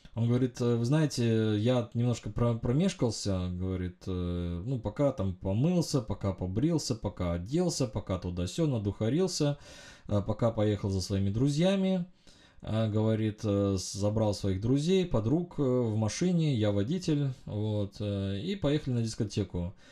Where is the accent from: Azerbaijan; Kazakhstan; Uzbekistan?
Uzbekistan; я родился в Узбекистане э, во времена конца Советского Союза. Мы жили в стране